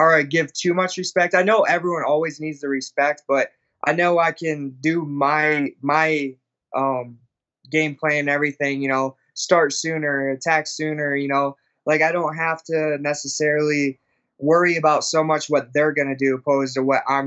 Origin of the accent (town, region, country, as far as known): Illinois, United States; born or raised there; moved away